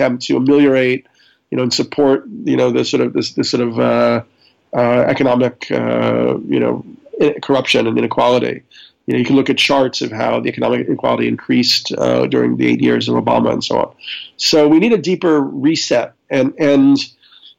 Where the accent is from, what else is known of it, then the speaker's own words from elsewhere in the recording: New York, United States; I'm a New Yorker